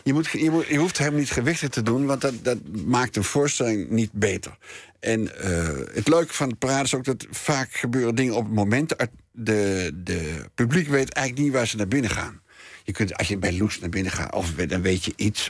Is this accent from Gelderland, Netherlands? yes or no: yes; Nijmegen, Gelderland, Netherlands; moved away; also born or lived in Amsterdam; ik kom gewoon uit Nijmegen, ik kom gewoon uit de provincie.